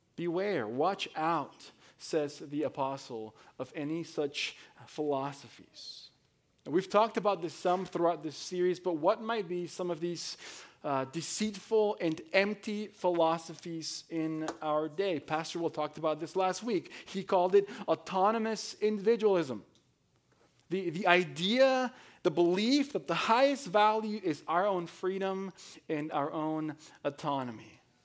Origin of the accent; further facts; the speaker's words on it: Mexico; moved away as an adult; now in United States; I was born and raised in Mexico. I came, uh, to the United States at nineteen as an immigrant.